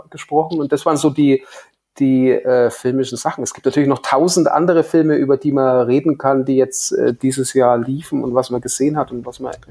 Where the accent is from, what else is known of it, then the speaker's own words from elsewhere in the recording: Hof, Bavaria, Germany; sind hier in meiner Heimat in Hof die Hofer Filmtage.